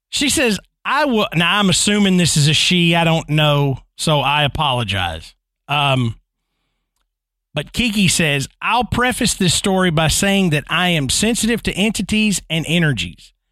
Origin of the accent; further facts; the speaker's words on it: Ann Arbor, Michigan, United States; moved away; I grew up in the Ann Arbor, Michigan area. Here we are, Michigan again.